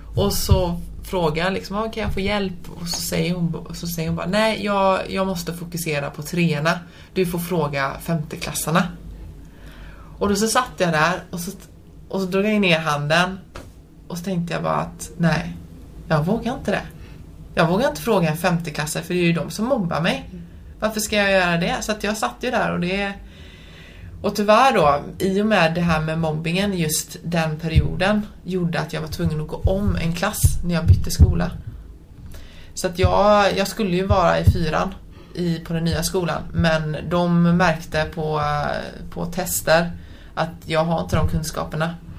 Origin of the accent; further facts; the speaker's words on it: Sweden; jag är född och uppvuxen här i Sverige men mina föräldrar är från Polen